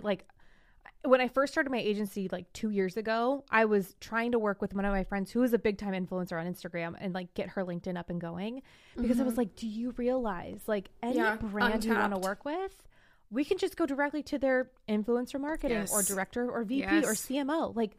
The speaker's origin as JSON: {"language": "English", "town": "Morgan Hill", "region": "California", "country": "United States", "tie": "born or raised there", "said": "Realistic would actually be in my hometown of Morgan Hill, California. Whoop, whoop. I don't live there now, but my hometown."}